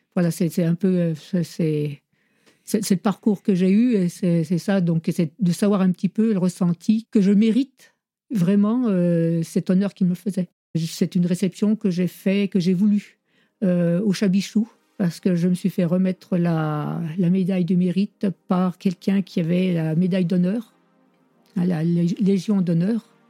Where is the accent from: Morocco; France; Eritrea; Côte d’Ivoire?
France; Courchevel, Auvergne-Rhône-Alpes; Je suis habitante de Saint-Bon, donc originaire du chef-lieu